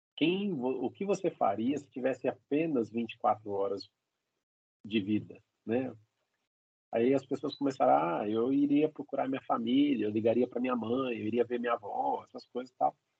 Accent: São Paulo, Brazil; a gente é de São Paulo

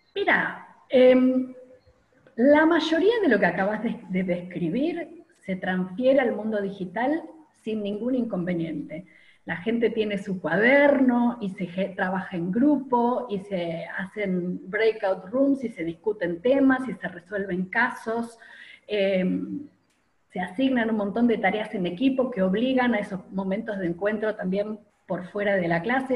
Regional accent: Argentina; moved away as an adult; also born or lived in Pittsburgh, United States / Rochester, United States / Cincinnati, United States; cuando volví a la Argentina

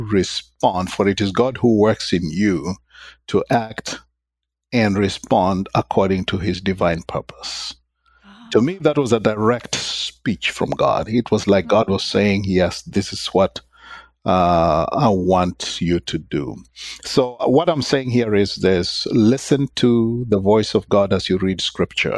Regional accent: Kenya; moved away as an adult

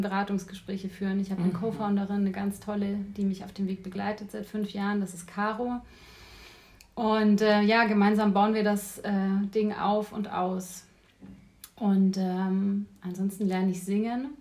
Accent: Neuburg an der Donau, Bavaria, Germany; moved away as an adult; also born or lived in Bayreuth; now in Berlin, Germany; geboren bin ich in Neuburg an der Donau, das ist eine Kleinstadt in Bayern

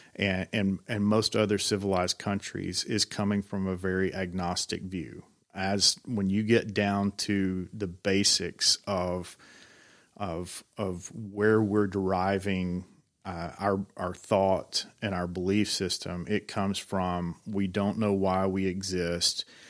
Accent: Georgia, United States; now in Tennessee, United States; I'm, uh, originally from Georgia

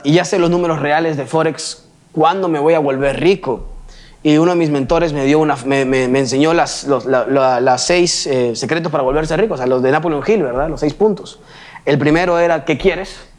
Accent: Peru; yo venga a México siendo peruano

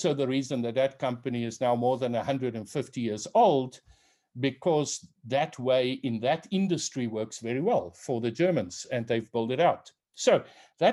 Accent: South Africa; I'm South African, that in South Africa I come from the Afrikaner tribe

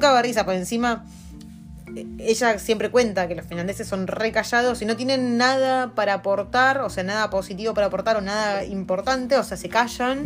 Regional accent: Argentina; moved away as an adult; now in New Zealand; Nosotros venimos de Argentina

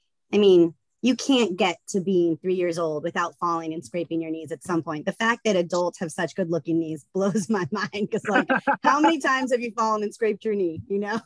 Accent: the South, United States; I grew up in the South

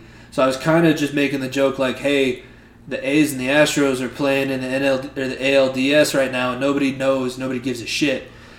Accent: Colorado, United States; a kid who's born and raised in Colorado as a Yankees fan

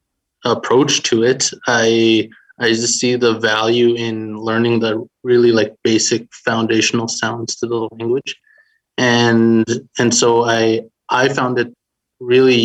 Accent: Beardy's and Okemasis First Nation, Saskatchewan, Canada; I'm from Beardies and Okamasis First Nation here in Treaty 6 territory

